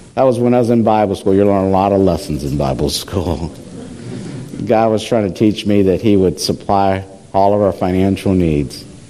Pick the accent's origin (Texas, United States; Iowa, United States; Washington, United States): Iowa, United States; I'm from Iowa